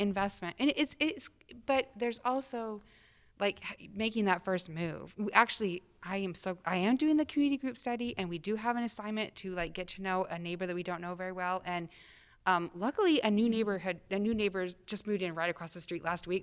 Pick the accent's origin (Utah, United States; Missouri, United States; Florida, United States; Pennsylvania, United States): Utah, United States; Salt Lake City; moved away; I grew up in Salt Lake City, Utah